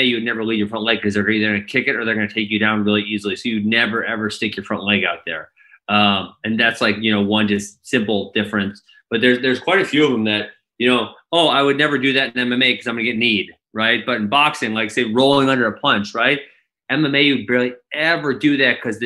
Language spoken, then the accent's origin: English; Midwest, United States; also born or lived in Milwaukee; I'm from the Midwest